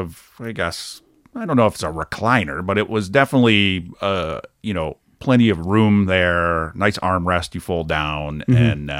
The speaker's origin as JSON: {"language": "English", "region": "Michigan", "country": "United States", "tie": "born or raised there", "also_born_or_lived": "Grand Rapids, Michigan", "said": "Grew up outside of Detroit, Michigan."}